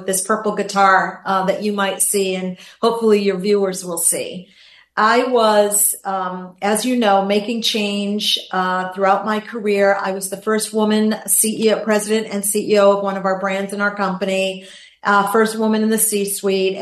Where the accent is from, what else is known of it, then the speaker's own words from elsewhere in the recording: Gloucester, Massachusetts, United States; now in Florida, United States; I'm a girl from a small town in Massachusetts, Gloucester, Massachusetts, small fishing town